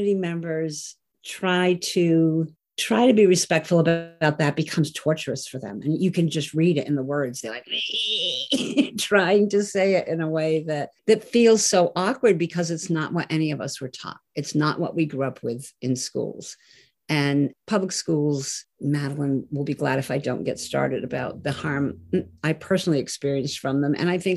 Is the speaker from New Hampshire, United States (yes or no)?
yes; Peterborough, New Hampshire, United States; I was born in Peterborough, and I live near Lake Massasikam